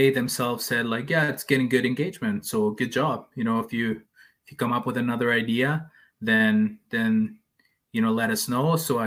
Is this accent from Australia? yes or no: no; El Salvador; first language Spanish; English is a second language; also born or lived in Canada; like Salvadorans, we, most of us speak Spanish, and, you know, that's our first language